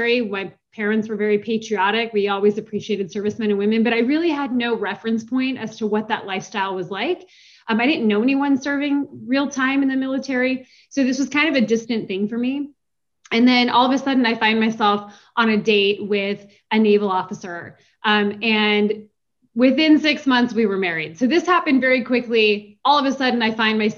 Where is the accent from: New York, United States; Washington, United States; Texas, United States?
Washington, United States; Seattle; moved away as an adult; also born or lived in Los Angeles, California; I grew up in Seattle, Washington